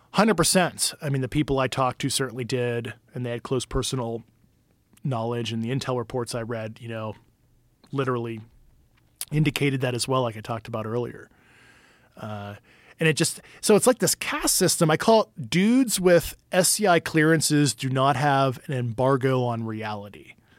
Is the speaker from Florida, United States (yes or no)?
no; Pittsburgh, Pennsylvania, United States; I'm from Pittsburgh, you know, like, steel town